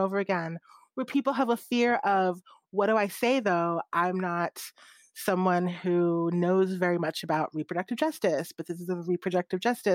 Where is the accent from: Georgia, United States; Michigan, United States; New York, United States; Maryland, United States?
Maryland, United States; I grew up in Maryland